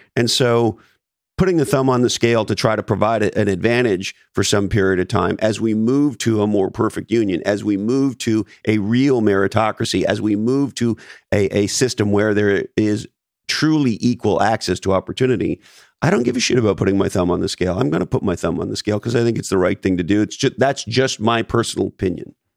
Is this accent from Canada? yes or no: yes; Canada; moved away; I was born in Canada, so I'm an immigrant to this country